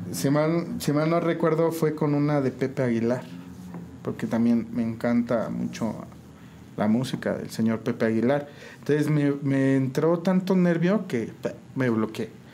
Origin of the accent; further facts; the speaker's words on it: San Juan del Río, Querétaro, Mexico; Nací en San Juan del Río, criado igual aquí, originario de San Juan